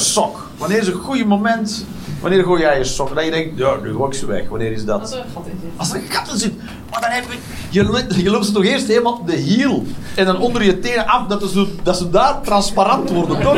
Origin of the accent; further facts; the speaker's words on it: Westmalle, Flanders, Belgium; now in Netherlands; Ik, ik kom zelf van Westmalle. Daar ben ik opgegroeid